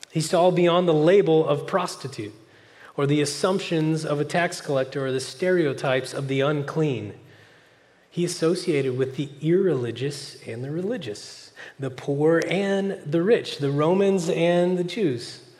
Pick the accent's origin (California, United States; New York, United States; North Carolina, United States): California, United States; now in Oklahoma, United States; But then when uh, an Oklahoman finds out I'm a Californian, they will say questions like this